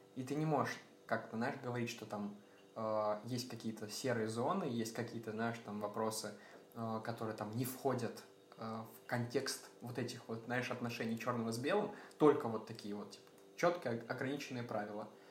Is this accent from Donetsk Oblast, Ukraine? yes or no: no; Sumy, Sumy Oblast, Ukraine; Сам я родом из Украины, э, из всем известного города Сумы